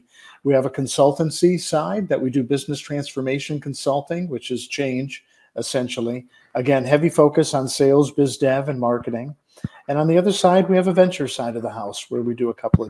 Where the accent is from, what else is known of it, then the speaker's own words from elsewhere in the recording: Detroit, Michigan, United States; I was born and raised in Detroit, Michigan, as my mother likes to say, in the shadow of a Ford manufacturing plant's smokestack